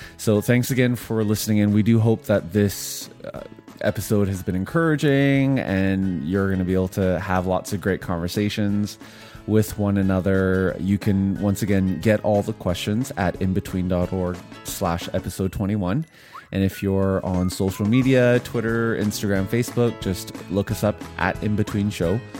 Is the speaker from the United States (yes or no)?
no; Vancouver, British Columbia, Canada; moved away; also born or lived in Ottawa / Montreal / Korea / Edmonton; I grew up in Vancouver